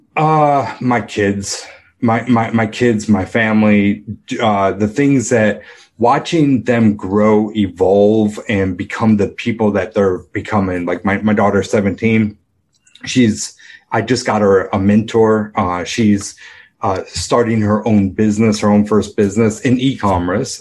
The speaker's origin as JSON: {"language": "English", "town": "Rochester", "region": "New York", "country": "United States", "tie": "born or raised there", "said": "I grew up in Rochester, New York"}